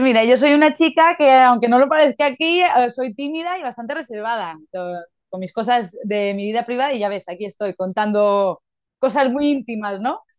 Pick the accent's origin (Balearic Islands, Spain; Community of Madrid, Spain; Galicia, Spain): Balearic Islands, Spain; Mallorca; soy de Mallorca, mi pareja Alberto también